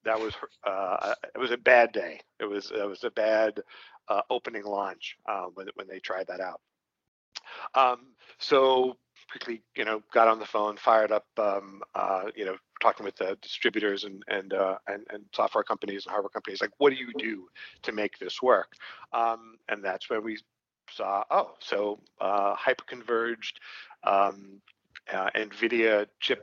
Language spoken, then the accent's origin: English; New York City, New York, United States; I'm from Brooklyn